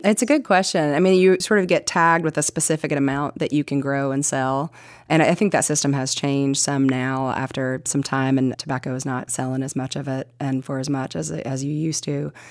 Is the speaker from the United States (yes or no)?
yes; Kingsport, Tennessee, United States; we moved into a little bit even more east into Kingsport